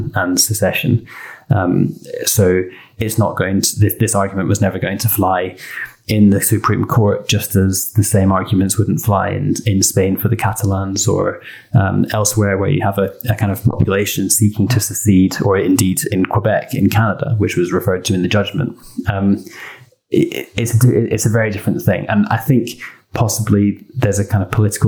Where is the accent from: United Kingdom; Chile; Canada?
United Kingdom; Scotland; as a Scotsman